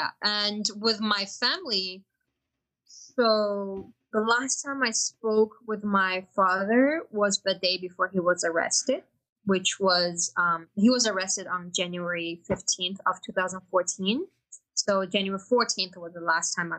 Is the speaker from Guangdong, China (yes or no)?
no; Beijing, China; English is a second language; moved away as an adult; also born or lived in Atush, Xinjiang (hometown) / Shanghai / Indiana, United States; now in United States; I was born and raised in Beijing